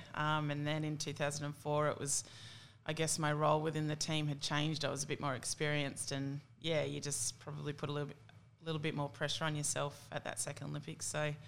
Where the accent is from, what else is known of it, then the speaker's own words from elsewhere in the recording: Tamworth, New South Wales, Australia; Yeah, no, I think Tamworth was a great town to grow up